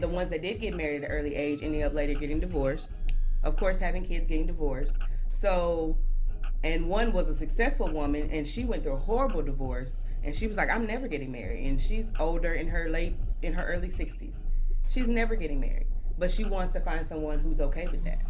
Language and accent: English; Louisiana, United States; I'm from Louisiana, deep rooted, church raised